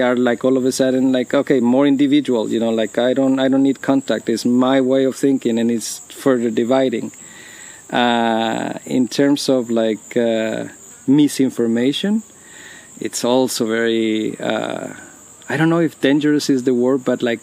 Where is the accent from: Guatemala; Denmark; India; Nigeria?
Guatemala; now in United States; I come from Guatemala